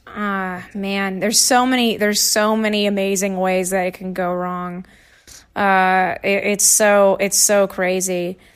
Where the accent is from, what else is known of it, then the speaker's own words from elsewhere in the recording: Nashville, Tennessee, United States; moved away; I'm from Tennessee originally. I, I, so I went to Nashville public schools